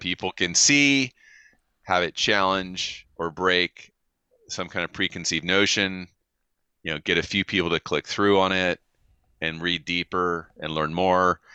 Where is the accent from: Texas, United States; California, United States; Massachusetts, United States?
California, United States; as a Californian